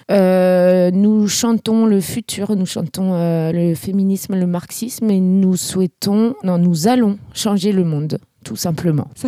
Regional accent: Élancourt, Île-de-France, France; Du coup, moi, je viens d'Elancourt. Elancourt, c'est en banlieue euh

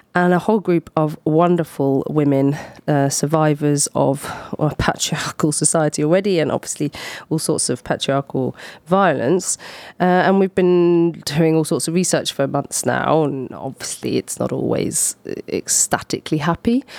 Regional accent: Scotland, United Kingdom; now in Poitiers, France; I'm Scottish

